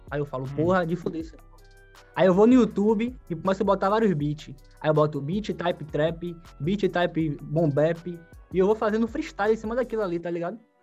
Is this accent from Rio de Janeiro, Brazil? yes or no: no; Salvador, Bahia, Brazil; Salvador, sou da Liberdade